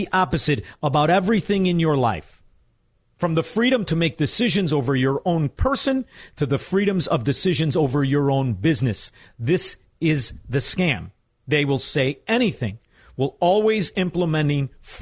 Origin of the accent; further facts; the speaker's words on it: Chicago, Illinois, United States; as a Chicagoan